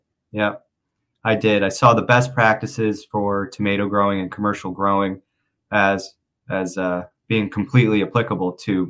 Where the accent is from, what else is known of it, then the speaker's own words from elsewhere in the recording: Connecticut, United States; I grew up in Connecticut.